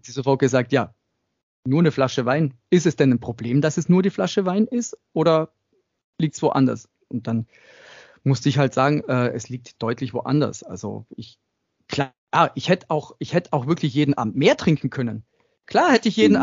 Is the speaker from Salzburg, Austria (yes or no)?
no; Tyrol, Austria; Ich bin in Österreich, in Tirol aufgewachsen, im Dorf